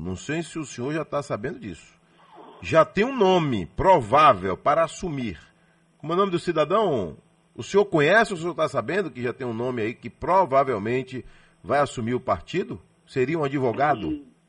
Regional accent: Salvador, Bahia, Brazil; eu nasci em Salvador

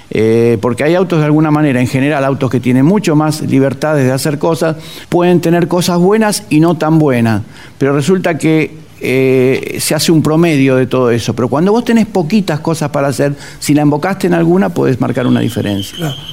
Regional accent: Olivos, Buenos Aires Province, Argentina; Nací en, Vicente López, puntualmente en Olivos. Ahí, en ese lugar que era la casa de mis viejos

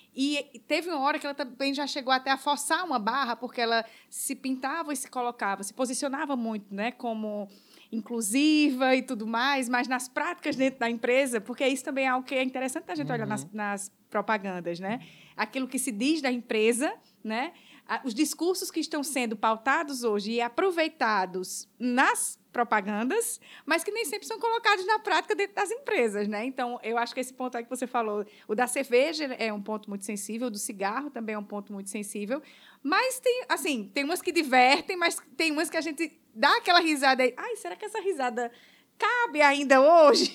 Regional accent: Paraíba, Brazil; now in Ceará, Brazil; eu não sou daqui do Ceará, eu sou da Paraíba. Então, quando eu cheguei aqui no Ceará

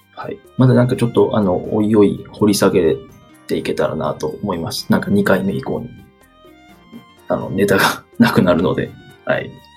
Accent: Kansai, Japan; accent: Kansai dialect; moved away as an adult; now in Kanto, Japan; 出身は、はい、関西です。関西人なので、生粋の関西人

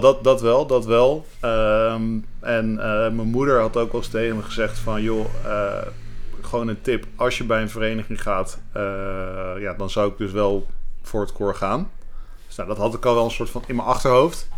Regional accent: The Hague, South Holland, Netherlands; moved away as an adult; also born or lived in Rotterdam; now in Amsterdam, Netherlands; ik ben geboren en getogen in Den Haag.

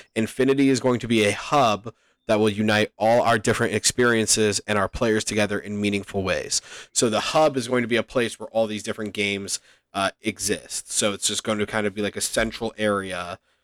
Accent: Canada; As a Canadian

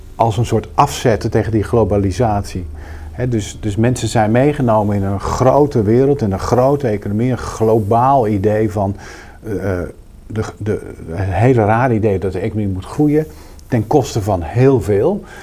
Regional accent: Rotterdam, South Holland, Netherlands; ik kom uit Rotterdam

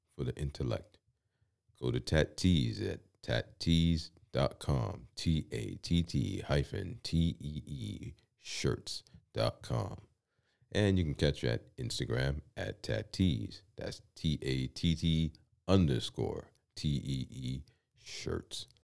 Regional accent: New York City, New York, United States; I come from the Bronx, New York City, and it was kinda commonplace in the building that I lived

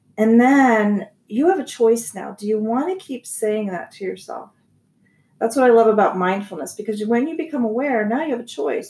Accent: Columbus, Ohio, United States; moved away as an adult; also born or lived in Massachusetts; now in Arizona, United States; I grew up in Ohio. Okay. In Columbus, Ohio, and then I came out here um, when I was about 26

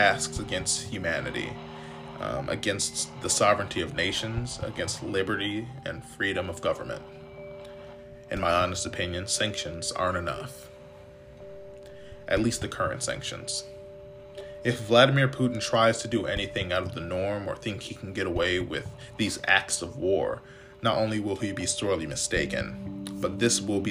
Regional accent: United States; as an American society

